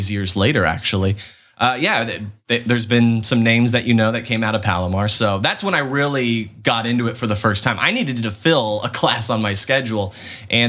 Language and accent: English; Vista, California, United States; growing up in San Diego in North County. I grew up in Vista, not Chula Vista